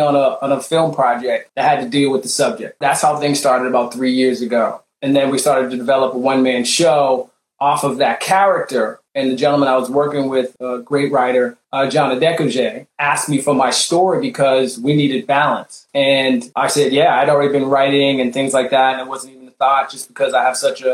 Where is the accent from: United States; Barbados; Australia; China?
Barbados; I'm West Indian and stuff and Barbados